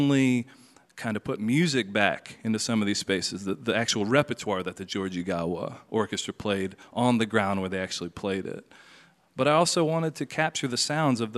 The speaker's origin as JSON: {"language": "English", "region": "Tennessee", "country": "United States", "tie": "born or raised there", "also_born_or_lived": "Wyoming", "moved": "yes", "said": "growing up in Tennessee"}